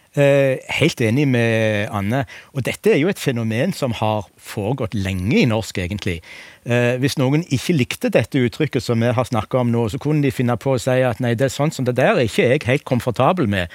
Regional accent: Rogaland, Norway; accent: southwestern Norwegian; Jeg kommer fra Rogaland og har en sørvestnorsk dialekt

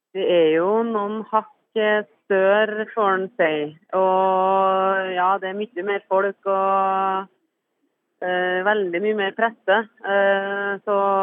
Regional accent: Trøndelag, Norway; jeg er trønder

